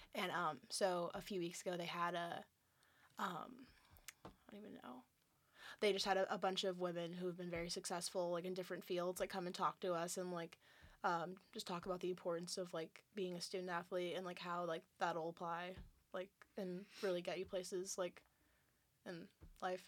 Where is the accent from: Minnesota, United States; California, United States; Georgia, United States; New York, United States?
California, United States; moved away as an adult; I'm from California